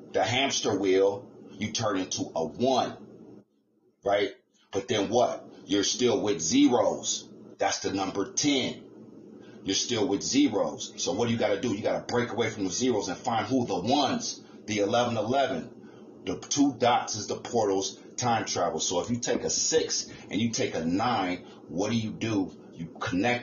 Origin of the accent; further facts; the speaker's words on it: United States; we was born in the United States of America